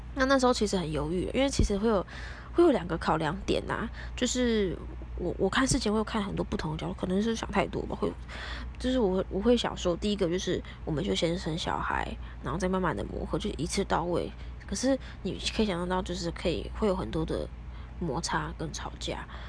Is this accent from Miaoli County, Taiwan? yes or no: no; Taipei, Taiwan; 尤其是我从小就从，在台北市出生